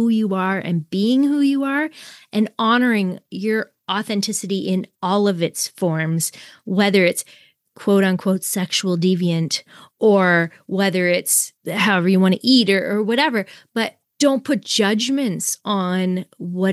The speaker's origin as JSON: {"language": "English", "country": "Canada", "said": "we're both Canadian"}